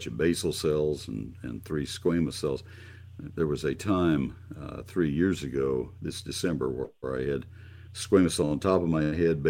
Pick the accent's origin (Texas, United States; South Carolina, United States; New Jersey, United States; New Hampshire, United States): Texas, United States; College Station; I grew up in College Station, and the post oaks give total shade there